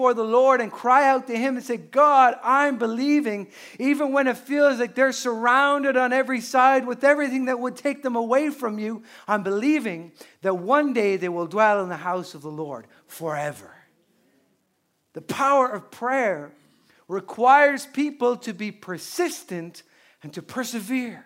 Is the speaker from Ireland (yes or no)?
yes; Newbridge, Leinster, Ireland; my hometown of Newbridge and Kildare, which is a small town